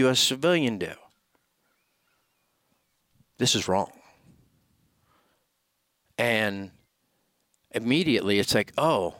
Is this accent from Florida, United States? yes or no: yes; Florida, United States; Florida, my home state